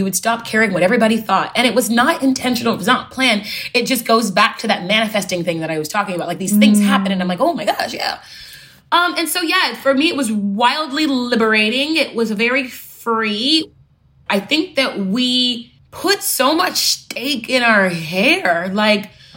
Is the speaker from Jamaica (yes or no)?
no; Houston, Texas, United States; I'm from Texas, Houston, Texas.